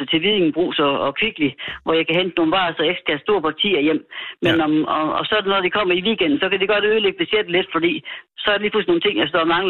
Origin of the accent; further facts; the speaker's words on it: Mandø, Southern Denmark, Denmark; jeg er født op på Mandø.